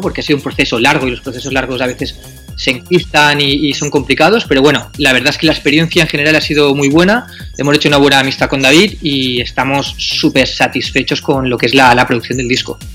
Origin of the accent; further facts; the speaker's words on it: Alcoy, Valencian Community, Spain; venimos de Alcoy, que es una ciudad que es postindustrial